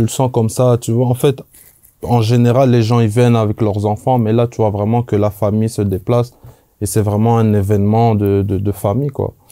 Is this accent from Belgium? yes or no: yes; Belgium; moved away as an adult; je viens, je viens de Belgique